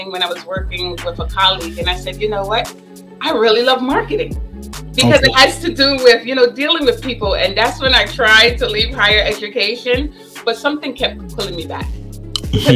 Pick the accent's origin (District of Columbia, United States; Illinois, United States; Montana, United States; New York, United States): New York, United States; also born or lived in Barbados; I grew up in Bed-Stuy.